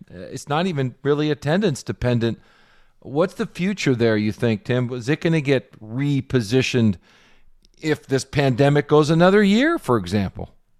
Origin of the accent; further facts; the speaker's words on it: Los Angeles, California, United States; moved away; I'm from Los Angeles originally